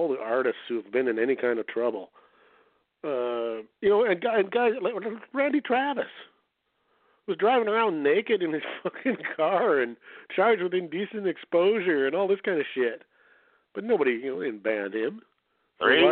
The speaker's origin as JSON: {"language": "English", "country": "Canada", "said": "I'm a Canadian"}